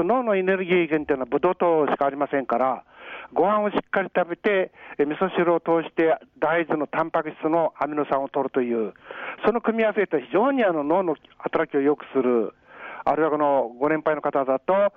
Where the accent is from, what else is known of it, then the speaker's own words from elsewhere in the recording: Fukushima, Japan; also born or lived in Nerima, Tokyo; now in Tokyo, Japan; 福島県生まれの男が生活してるわけですけども、えー、やっぱり福島県生まれって経験がですね、えー、暑かろうと寒かろうとびくともしないという点では、えー、非常にこのいい育ち方させてもらったなって、あの土地に感謝しております